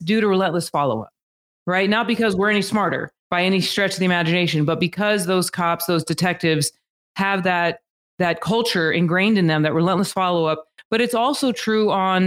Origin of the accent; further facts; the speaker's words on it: Albuquerque, New Mexico, United States; moved away as an adult; now in Las Vegas, United States; I was born and raised in Albuquerque, New Mexico